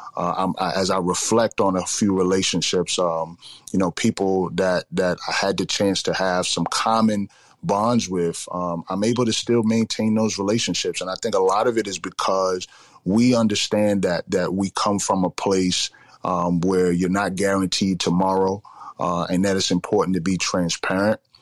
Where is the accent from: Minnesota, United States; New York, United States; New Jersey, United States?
New York, United States; New York City; growing up in the Bronx, uh, you know, South Bronx in the, in the 80s and the 90s